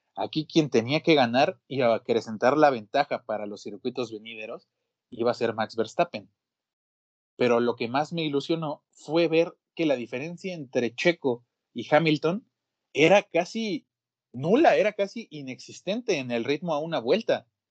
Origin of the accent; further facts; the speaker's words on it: Mexico; mi país